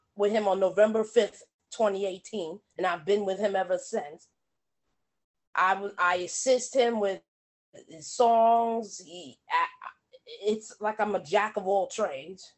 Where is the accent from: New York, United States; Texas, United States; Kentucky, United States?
New York, United States; New York City; all us kids in the ghetto cuz I'm from Brooklyn